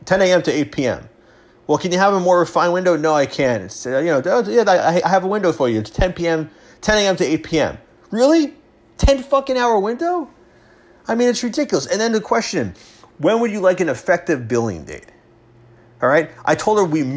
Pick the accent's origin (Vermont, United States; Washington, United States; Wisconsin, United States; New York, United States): New York, United States; Long Island; now in Westchester, United States; I grew up on Long Island. I lived there for the first, you know, 17, almost 18 years of my life before college